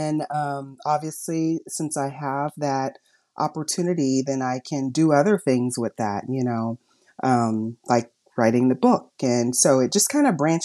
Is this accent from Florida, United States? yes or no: no; Los Angeles, California, United States; I'm from Los Angeles, and like I said, community service has always been a part of my life, even in every stage of my education. I remember in college, I was a tutor back in Los Angeles where I grew up